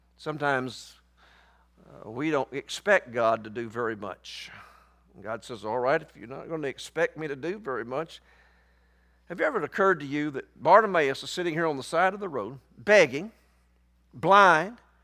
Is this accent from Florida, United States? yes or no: no; Somerville, Tennessee, United States; I grew up right outside of Memphis, Tennessee. I grew up down in Fayette County. I went to school in Somerville.